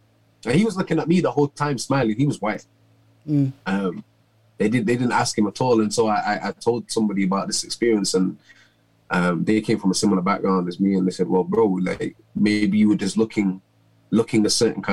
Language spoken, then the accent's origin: English; Manchester, North West England, United Kingdom; I grew up in Moss Side in Manchester